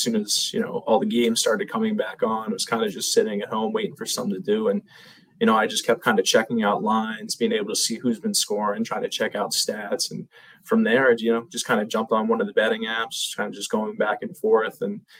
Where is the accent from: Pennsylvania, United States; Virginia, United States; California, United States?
Pennsylvania, United States; Lancaster; Well, so I'm from Lancaster, Pennsylvania, you know, right outside of Philadelphia, not too far.